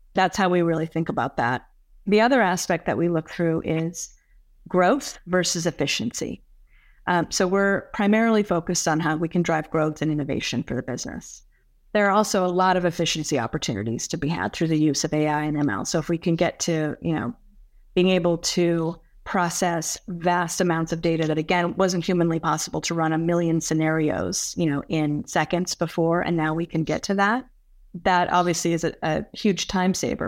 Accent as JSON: {"language": "English", "region": "California", "country": "United States", "tie": "born or raised there", "moved": "yes", "lives_now": "Westchester County, United States", "said": "I grew up in California"}